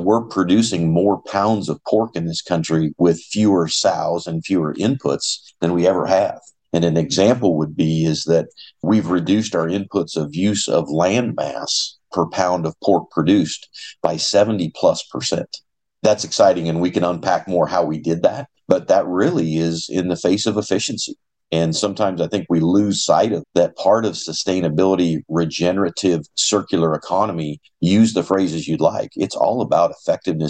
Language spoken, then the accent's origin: English; eastern Colorado, United States; moved away as an adult; now in Iowa, United States; I actually grew up in Colorado